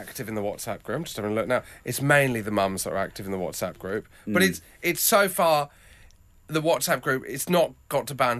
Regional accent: Plymouth, South West England, United Kingdom; also born or lived in East London; now in London, United Kingdom; because I'm from Plymouth.

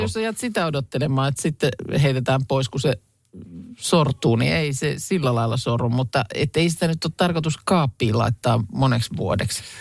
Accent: Lahti, Päijät-Häme, Finland; Mäkin olen ikäni aina kaupungissa asunut ja lapsena siis Lahdessa

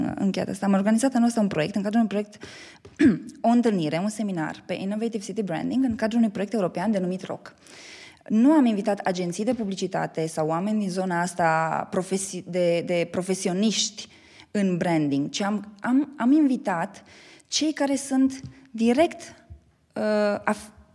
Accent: Baia Mare, Maramureș County, Romania; moved away as an adult; also born or lived in Bucharest, Romania; now in Cluj-Napoca, Romania; eu sunt din Baia Mare

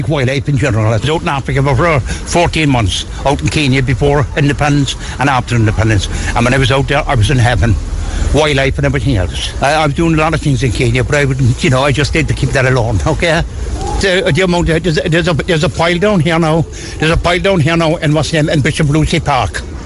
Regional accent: Cork, Munster, Ireland; I'm from Granbrae, a school place in Granbrae

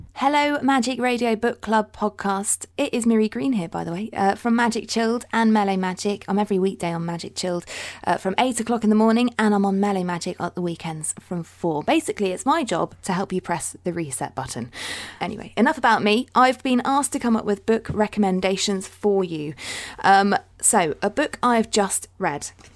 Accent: Dorset, South West England, United Kingdom; I'm from Dorset

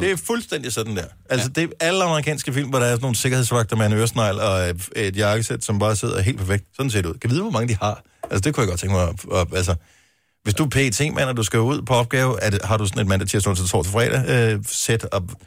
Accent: Funen, Southern Denmark, Denmark; Vi er Fynbo

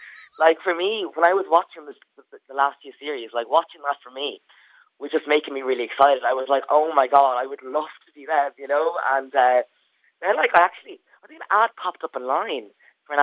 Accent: Tramore, Ireland; now in Dublin, Ireland; I'm from Tramore

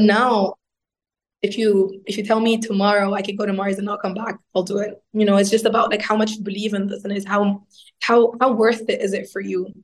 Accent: Egypt; moved away as an adult; also born or lived in Italy / Berlin; I grew up in Egypt, so I um, I got my bachelor's degree in mechanical engineering

